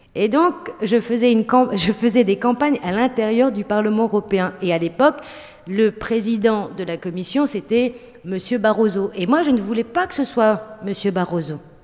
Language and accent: French; Roubaix, Hauts-de-France, France; also born or lived in Tourcoing; moi, avec mes copains, on vient de Roubaix, Tourcoing, donc de classe populaire